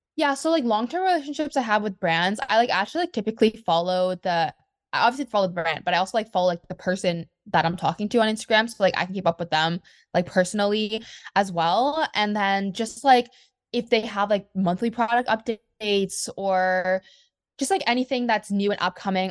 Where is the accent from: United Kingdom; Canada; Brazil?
Canada; I'm from Canada